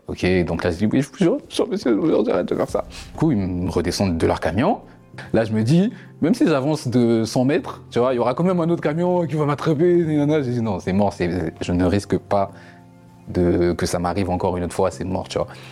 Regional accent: France; je suis français, je suis français

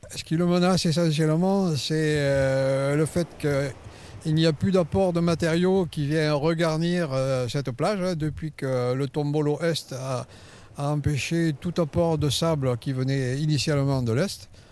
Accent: La Crau, near Hyères, Provence-Alpes-Côte d'Azur, France; Je suis né à la Croix, dans la région tout près d'hier

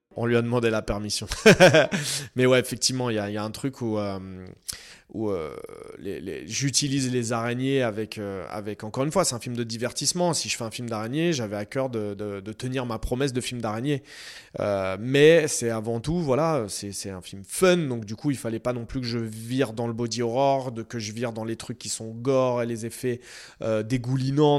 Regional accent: Noisy-le-Grand, Île-de-France, France; je viens de Noisy et puis j'ai grandi, euh, voilà, euh, j'ai grandi à deux pas de ces immeubles-là

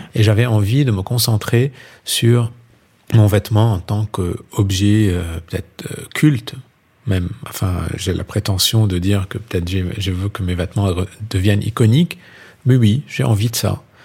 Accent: Lebanon; now in France; je suis libanais

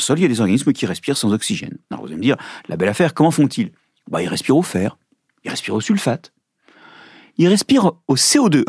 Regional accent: Brittany, France; je suis breton

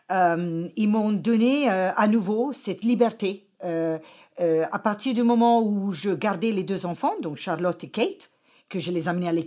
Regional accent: Kilimanjaro, Tanzania; born there; je suis né en Afrique et avec une chance extraordinaire au pied du Mount Kilimanjaro.

